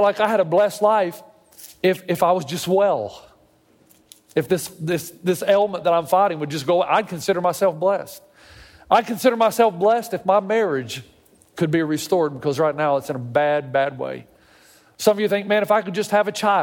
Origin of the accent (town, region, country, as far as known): the South, United States; moved away as an adult; now in California, United States